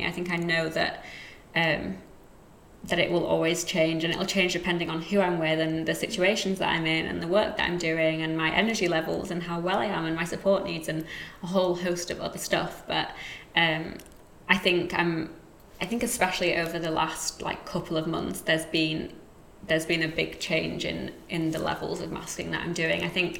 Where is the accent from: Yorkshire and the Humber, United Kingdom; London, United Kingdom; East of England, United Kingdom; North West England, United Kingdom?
Yorkshire and the Humber, United Kingdom; accent: Yorkshire; Even my accent is kind of a whole host of different ones, because it's a bit of Yorkshire where I'm from, a bit of the school that I went to, a bit of where I'm living now.